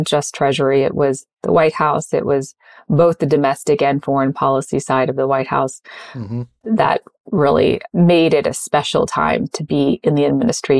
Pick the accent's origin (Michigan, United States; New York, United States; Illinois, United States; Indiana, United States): Indiana, United States; moved away; growing up in Indiana